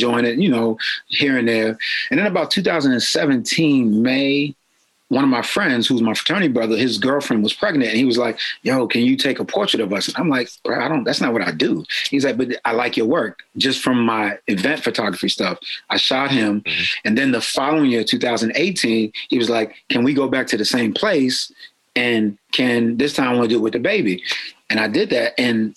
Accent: New York, United States; now in Baltimore, United States; I'm from New York, so we were celebrating Kwanzaa back in 75

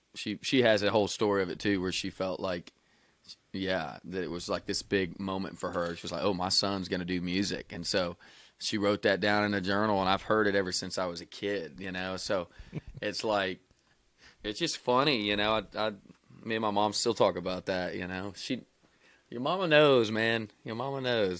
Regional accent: Wilmore, Kentucky, United States; moved away; I'm from Wilmore, Kentucky, man. It's two stoplights and a railroad track.

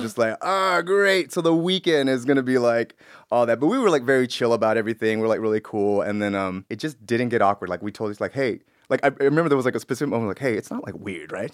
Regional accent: Los Angeles, California, United States; also born or lived in Bellflower / Paramount / Compton; I was born in, in, uh, in Bellflower, but I was raised in, like, Wilmington, Paramount, Compton

